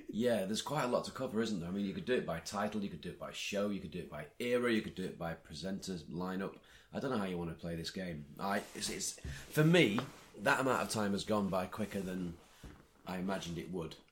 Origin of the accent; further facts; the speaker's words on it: Blackpool, North West England, United Kingdom; I'm that guy from Blackpool